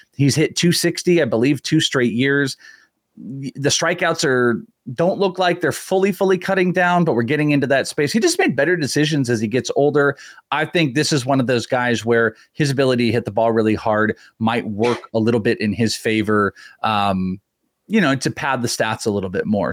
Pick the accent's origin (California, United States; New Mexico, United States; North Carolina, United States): California, United States; Bay Area; I grew up in the Bay Area